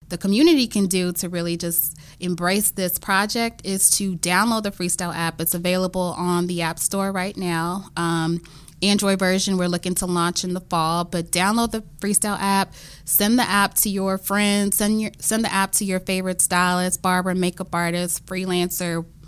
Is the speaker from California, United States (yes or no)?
no; Memphis, Tennessee, United States; now in Washington, D.C., United States; growing up in the South